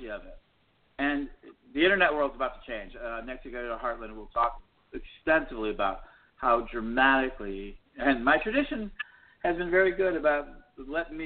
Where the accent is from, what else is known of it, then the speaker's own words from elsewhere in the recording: United States; I'm an American